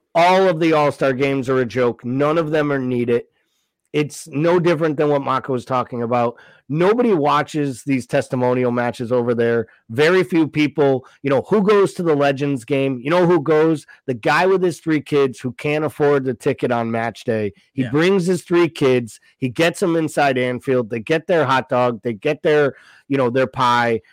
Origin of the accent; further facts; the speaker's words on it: United States; we're American